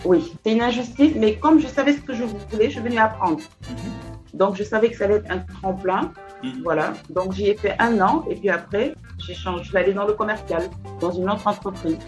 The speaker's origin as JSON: {"language": "French", "region": "Kaolack", "country": "Senegal", "tie": "born or raised there", "also_born_or_lived": "Dakar", "said": "mon père, en fait, à mes 10 ans, mon père avait une pharmacie. C'est un pharmacien. Donc, il est allé s'installer à Kaolack. Et je me suis retrouvée à Kaolack à 10 Mhm. où j'ai fait toute mon enfance"}